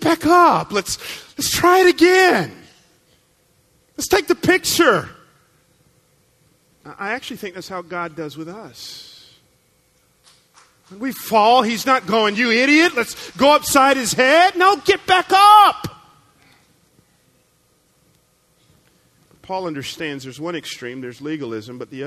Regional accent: the Bible Belt, the South, United States; I grew up in the Bible Belt.

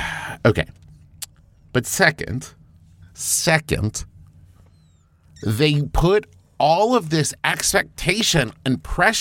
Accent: West Virginia, United States; so I'm from West Virginia.

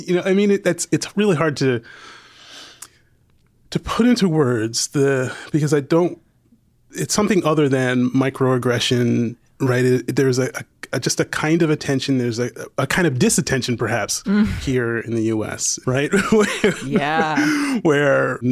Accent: United States; moved away as an adult; also born or lived in Bed-Stuy, Brooklyn, New York; now in Abu Dhabi, United Arab Emirates; I'm extremely American

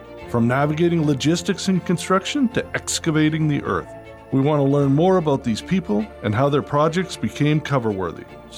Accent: Canada; now in United States; I'm all about the American dream because we immigrated from Canada.

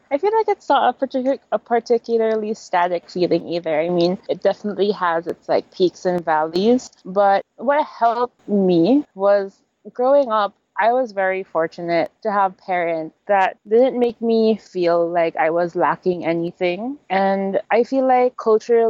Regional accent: Philippines; also born or lived in Manila, Philippines; I'm Filipino with a bit of Chinese, but I went to a Chinese school growing up

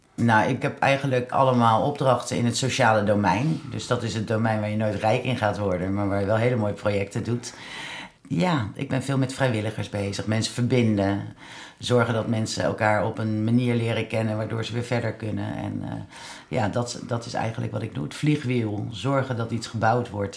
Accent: The Hague, South Holland, Netherlands; Dan ben ik Hagenaar

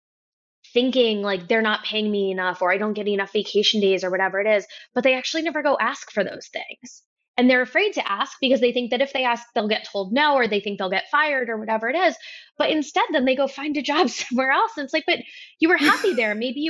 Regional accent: New York, United States; I'm from New York

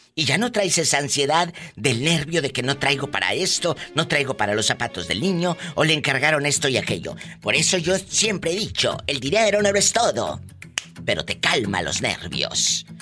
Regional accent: Mexico; mi tierra, mi México lindo y querido

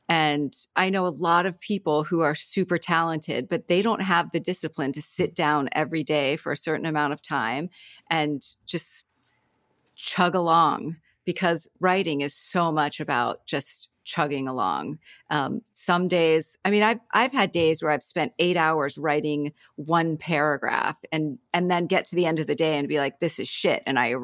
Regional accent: Ohio, United States; now in Mill Valley, United States; I grew up in Ohio.

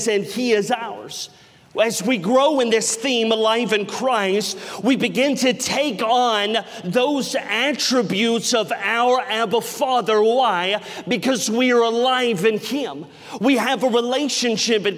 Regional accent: the South, United States; growing up in the South my entire life

